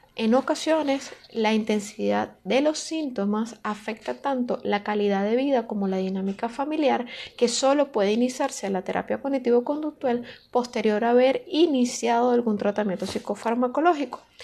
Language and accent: Spanish; Caracas, Capital District, Venezuela; soy de Caracas, Venezuela